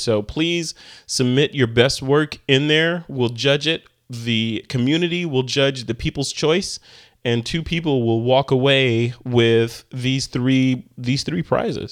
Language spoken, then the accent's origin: English; Chicago, Illinois, United States; moved away; I'm from Chicago